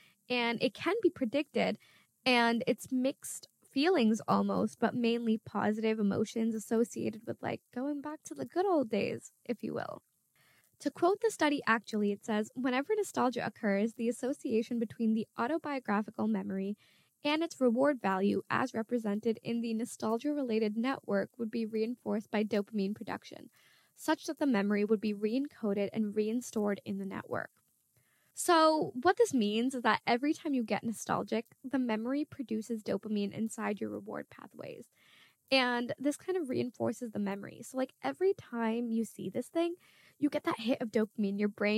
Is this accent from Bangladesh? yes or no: yes; Bangladesh; first language Bangla; I'm from Bangladesh and I am Muslim, which are two strong identities that I had growing up. My grandparents would read the Quran when we were inside of our house and we would constantly be at home speaking Bangla.